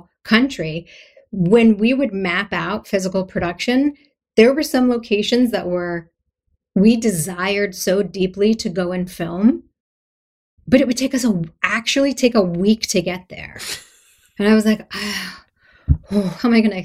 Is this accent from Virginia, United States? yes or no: no; Philadelphia, Pennsylvania, United States; I'm from Philadelphia.